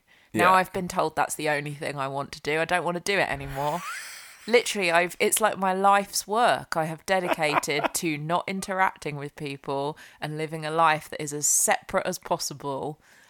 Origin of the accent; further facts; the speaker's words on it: United Kingdom; We're British, we do talk about the weather quite a lot.